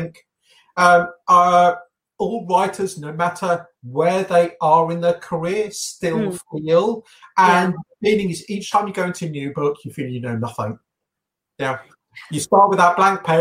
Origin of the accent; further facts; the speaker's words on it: England, United Kingdom; I've been born and brought up in England